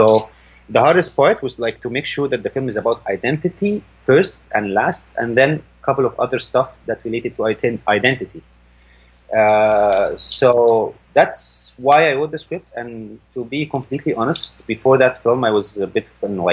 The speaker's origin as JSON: {"language": "English", "country": "Saudi Arabia", "tie": "born or raised there", "also_born_or_lived": "France", "moved": "yes", "lives_now": "Cairo, Egypt", "said": "I was raised in Saudi Arabia."}